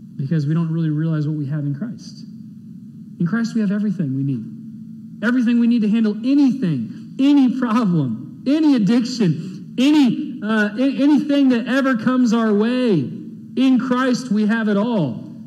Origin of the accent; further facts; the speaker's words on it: Texas, United States; to be an American, to be born in this great country